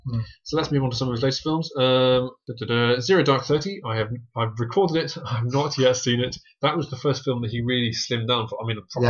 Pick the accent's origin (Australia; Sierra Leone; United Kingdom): United Kingdom; I'm British.